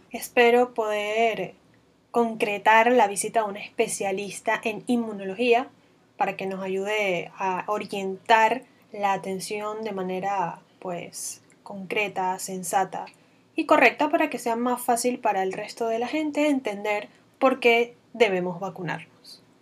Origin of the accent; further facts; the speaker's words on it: Venezuela; now in Panama; me van a escuchar hablando con un acento bastante extraño, porque soy venezolana, pero además de eso, vivo casi desde hace seis años aquí en Panamá.